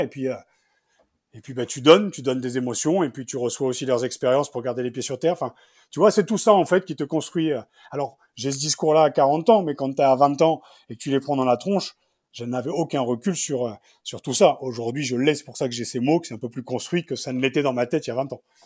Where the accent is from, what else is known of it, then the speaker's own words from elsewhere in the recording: Picardy, Hauts-de-France, France; je venais de Picardie